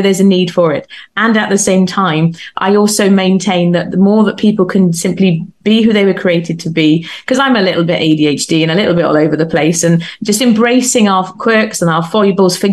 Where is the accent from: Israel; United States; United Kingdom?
United Kingdom; I'm British